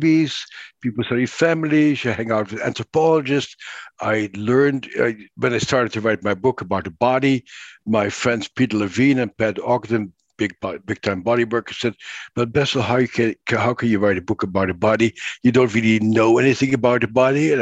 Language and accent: English; Netherlands; I grew up in the Netherlands